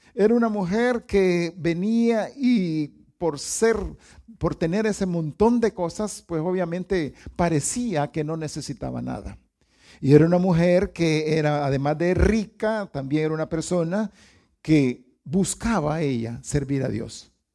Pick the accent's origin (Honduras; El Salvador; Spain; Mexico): Honduras; los hondureños somos buenos para las caravanas